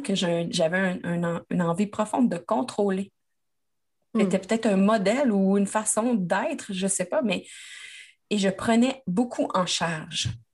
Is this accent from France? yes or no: no; Quebec, Canada; moi, je suis québécoise.